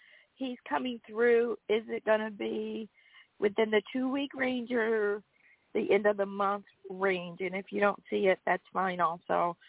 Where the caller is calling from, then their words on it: Georgia, United States; I'm from Georgia.